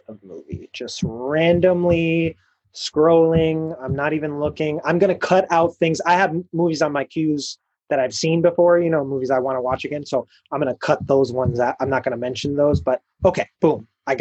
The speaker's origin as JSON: {"language": "English", "town": "Chicago", "region": "Illinois", "country": "United States", "also_born_or_lived": "Boston", "moved": "yes", "said": "as a Chicagoan"}